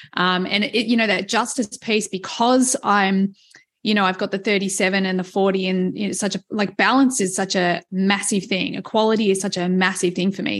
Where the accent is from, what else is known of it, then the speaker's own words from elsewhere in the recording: Australia; being Australian